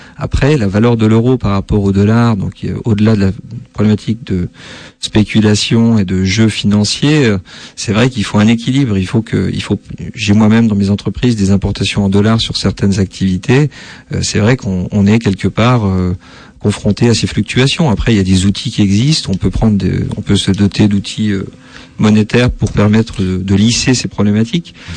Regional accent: Metz, Grand Est, France; also born or lived in Nancy / Saarbrücken; je suis né à Metz, donc je, suis d'origine vosgienne

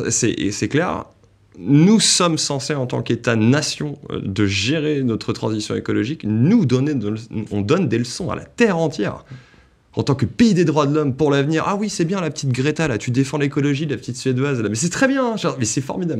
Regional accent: France; moved away; also born or lived in Paris; je viens de province

